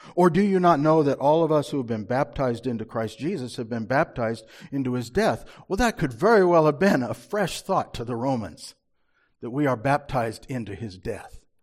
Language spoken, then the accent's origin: English; Marshalltown, Iowa, United States; when I was a little boy growing up in Marshalltown in the fifties